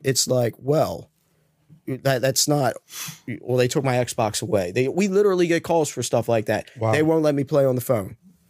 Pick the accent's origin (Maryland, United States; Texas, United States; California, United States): Maryland, United States; Towson; also born or lived in Parkville; So I grew up in Southeast District, mostly Towson, Parkville, went to Towson.